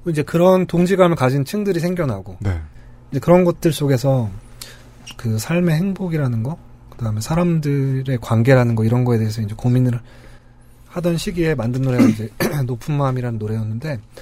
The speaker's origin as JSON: {"language": "Korean", "region": "Seoul", "country": "South Korea", "tie": "born or raised there", "said": "저희가 나고 자란 도시이기도 하지만"}